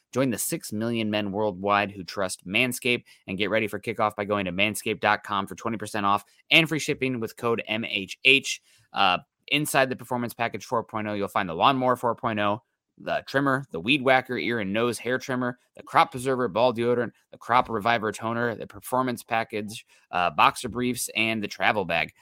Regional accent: Midwest, United States; growing up in the Midwest

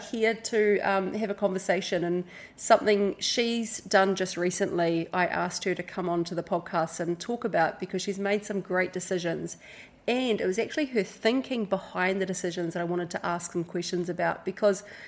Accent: Hawke's Bay, New Zealand; moved away as an adult; now in Indonesia; We grew up in Hawke's Bay, New Zealand, came over to Indonesia.

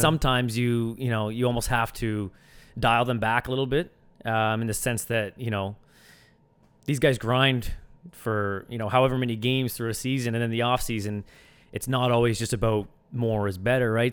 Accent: Sackville, New Brunswick, Canada; moved away as an adult; also born or lived in Antigonish, Nova Scotia; now in Halifax, Canada; I grew up in, in Sackville, New Brunswick, just a small town, uh, not too far outside of Moncton

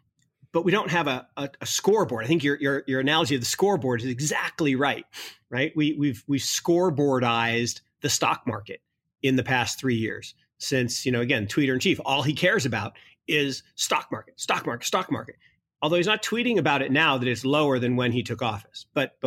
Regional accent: Kirkland, Washington, United States; I mean, it's kind of freaky to think, you know, Kirkland, Washington, where I grew up, was the epicenter of the crisis.

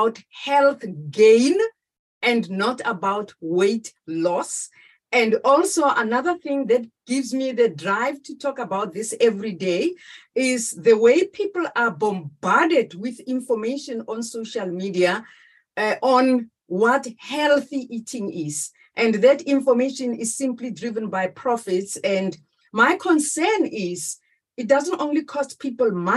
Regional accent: South Africa; moved away as an adult; now in Netherlands; a South African who now resides in the Netherlands

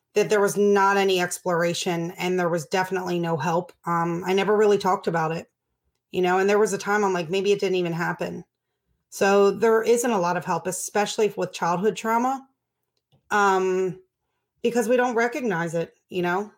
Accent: Baltimore, Maryland, United States; I grew up in Baltimore

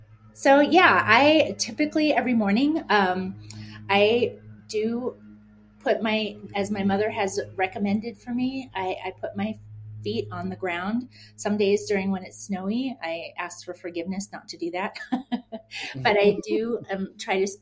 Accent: Lac du Flambeau, Wisconsin, United States; I am from Lac du Flambeau, Wisconsin

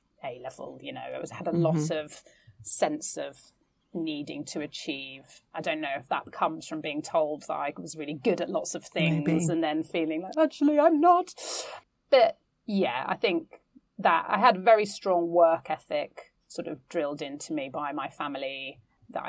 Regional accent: London, United Kingdom; I grew up in East London, and we were part of a very tight community

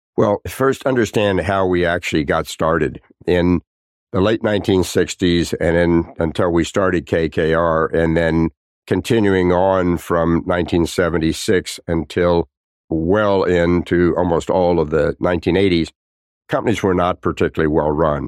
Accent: Tulsa, Oklahoma, United States; I grew up in Tulsa, Oklahoma

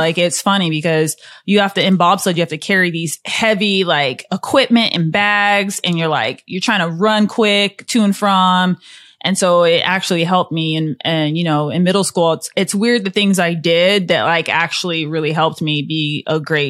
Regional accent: Iowa, United States; Since I'm from Iowa, I would get destroyed if I said anything but Drake relays.

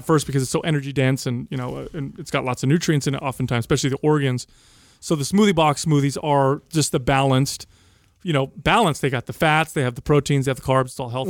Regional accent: United States; I'm an 11 year old, 12 year old, but I'm from America

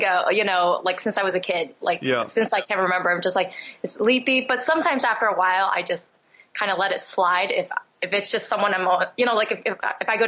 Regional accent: Philadelphia, Pennsylvania, United States; growing up in Philly

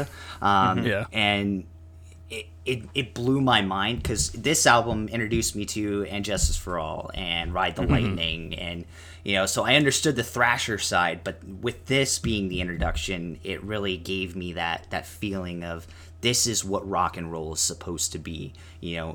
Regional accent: Las Vegas, Nevada, United States; also born or lived in Chandler, Arizona; Growing up in Vegas, and, you know, spending my summers in Arizona

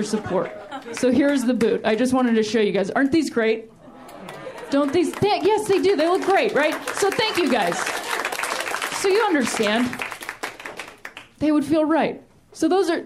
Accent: Ohio, United States; now in Los Angeles, United States; I'm from Ohio, which I like to call the thinking man's Indiana

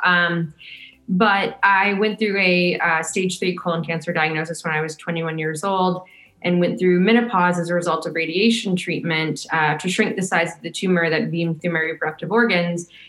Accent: St. Louis, Missouri, United States; my hometown, which was a Hustler Hollywood next to the airport in a strip mall in St. Louis, Missouri, where I grew up

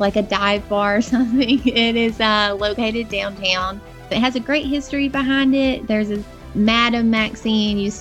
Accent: Camden, Arkansas, United States; moved away as an adult; also born or lived in Conway, Arkansas; now in Hot Springs, United States; I grew up in Camden, Arkansas, which is a very small town in southern Arkansas

